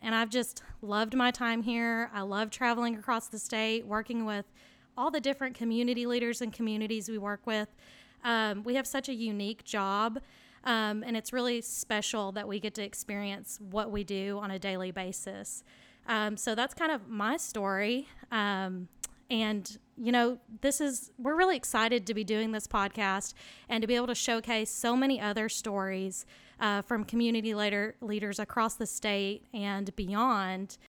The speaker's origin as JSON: {"language": "English", "town": "Lewisville", "region": "Arkansas", "country": "United States", "tie": "born or raised there", "said": "my hometown is Louisville, Arkansas"}